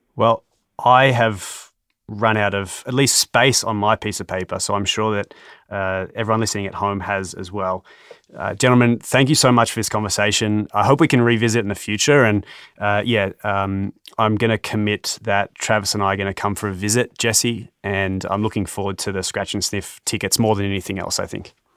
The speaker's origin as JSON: {"language": "English", "country": "Australia", "said": "I'm an Australian"}